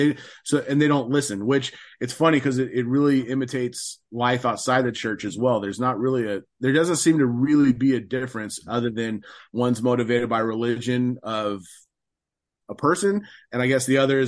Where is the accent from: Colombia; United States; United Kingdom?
United States; West Coast of the United States; I grew up on the West Coast of the United States.